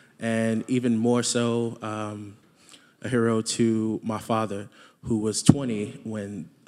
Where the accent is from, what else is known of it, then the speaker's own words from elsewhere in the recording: Yazoo City, Mississippi, United States; I'm from Yazoo City, Mississippi.